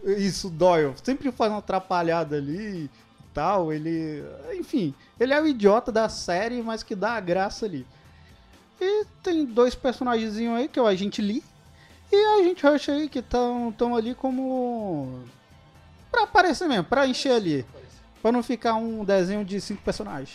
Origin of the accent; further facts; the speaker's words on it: Brasília metropolitan surroundings, Brazil; a gente é do entorno de Brasília